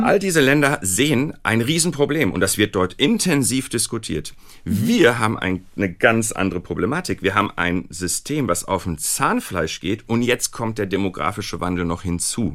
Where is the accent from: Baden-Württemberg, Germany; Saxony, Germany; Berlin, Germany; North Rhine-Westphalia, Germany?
North Rhine-Westphalia, Germany; Recklinghausen; ich bin im Ruhrgebiet aufgewachsen, äh, in Recklinghausen